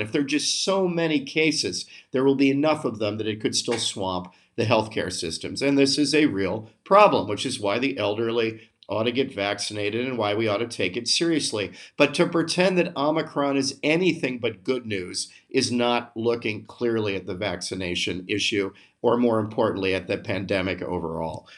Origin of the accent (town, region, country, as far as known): United States